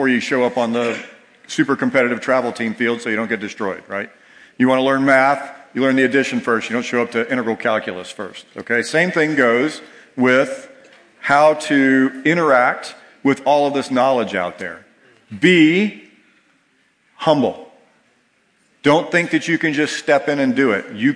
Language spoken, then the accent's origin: English; Georgia, United States; moved away; I grew up in Georgia